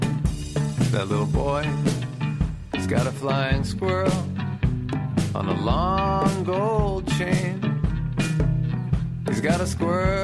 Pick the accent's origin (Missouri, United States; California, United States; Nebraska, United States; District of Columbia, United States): District of Columbia, United States; Washington; When I was a kid growing up in Washington, D.C.